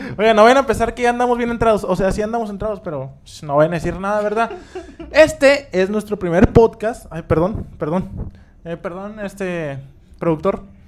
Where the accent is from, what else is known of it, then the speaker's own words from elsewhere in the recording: Monterrey, Nuevo León, Mexico; somos de Monterrey, somos regios. Si nos ven fuera de, esta ciudad, entiendan nuestro dialecto